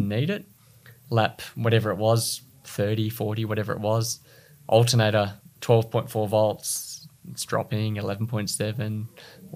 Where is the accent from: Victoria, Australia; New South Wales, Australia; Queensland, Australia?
New South Wales, Australia; Sydney; I was from Sydney